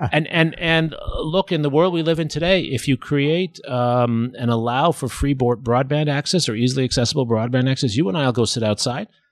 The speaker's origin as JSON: {"language": "English", "town": "New York City", "region": "New York", "country": "United States", "moved": "yes", "lives_now": "Austin, United States", "said": "I'm from New York City"}